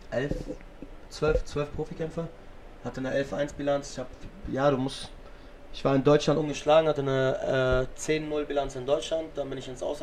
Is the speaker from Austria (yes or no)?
no; Lebanon; Und wenn ich dann persönlich meine libanesische Flagge hissen will und auch ein bisschen äh, meine